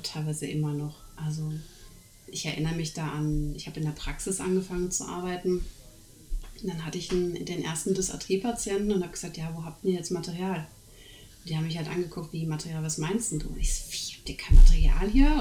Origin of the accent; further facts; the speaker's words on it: Germany; moved away as an adult; also born or lived in Netherlands; now in Norway; weil ich bin ja in dem System groß geworden